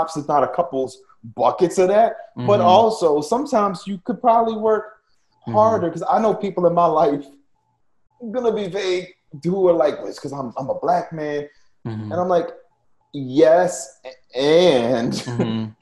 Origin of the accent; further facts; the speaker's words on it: New Orleans, Louisiana, United States; Growing up in New Orleans